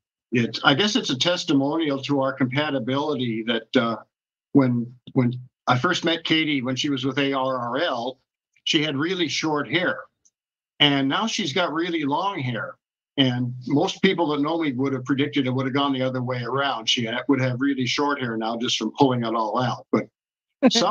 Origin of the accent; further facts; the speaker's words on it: Tacoma, Washington, United States; moved away as an adult; also born or lived in Japan; I grew up in Tacoma, Washington